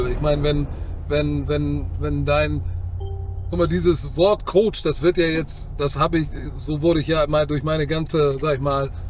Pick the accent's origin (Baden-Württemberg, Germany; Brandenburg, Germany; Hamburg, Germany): Hamburg, Germany; bin mhm. Hamburger.